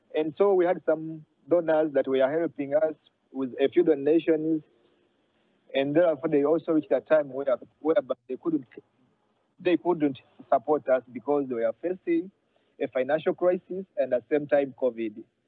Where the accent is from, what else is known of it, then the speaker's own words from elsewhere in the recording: Jinja, Eastern Region, Uganda; I'm a pastor from East Africa, Uganda, Jinja City.